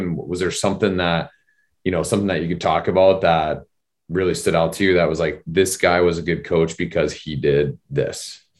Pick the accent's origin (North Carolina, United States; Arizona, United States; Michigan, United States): Arizona, United States; I grew up in Arizona, and I grew up watching the Western Conference.